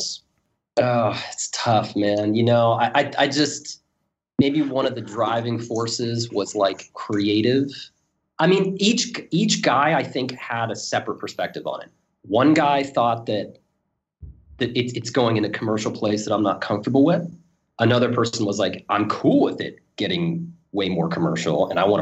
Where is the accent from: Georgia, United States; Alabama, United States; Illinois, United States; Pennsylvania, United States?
Pennsylvania, United States; Pittsburgh; moved away; I'm actually from Pittsburgh, Pennsylvania, originally